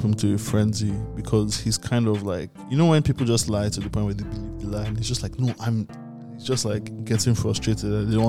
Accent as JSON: {"language": "English", "country": "Nigeria", "said": "as a Nigerian"}